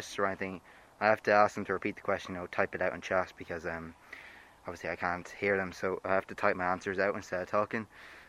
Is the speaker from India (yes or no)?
no; Cavan, Ulster, Ireland; I'm 17 years old and I'm from Cavan, and I'm doing the Leaving Cert this year.